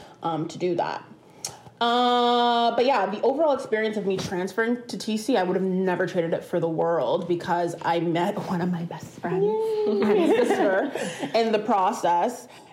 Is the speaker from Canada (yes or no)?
yes; Ontario, Canada; So I'm from the West End. I played for Dixie, Mississauga.